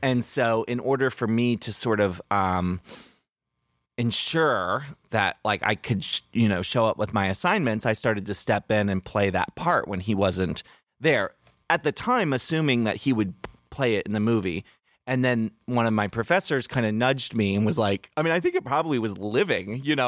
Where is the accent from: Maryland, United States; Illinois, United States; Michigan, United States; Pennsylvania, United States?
Maryland, United States; 'Cause I grew up in Maryland